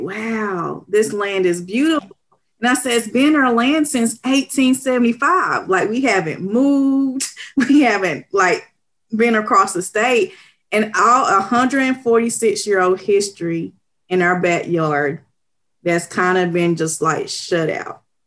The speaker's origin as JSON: {"language": "English", "town": "Knoxville", "region": "Tennessee", "country": "United States", "tie": "born or raised there", "said": "I was born and raised in East Knoxville, and I love East Knoxville"}